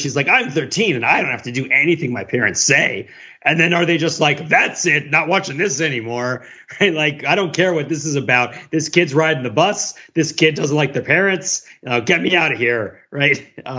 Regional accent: China; I come from China.

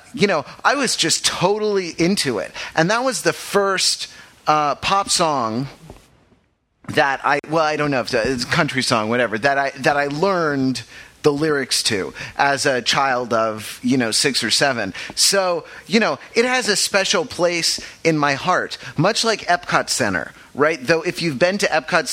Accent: Los Angeles, California, United States; Growing up in Los Angeles

